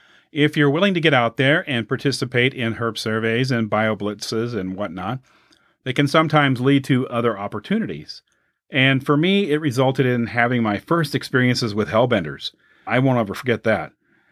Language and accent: English; Illinois, United States; my home state of Illinois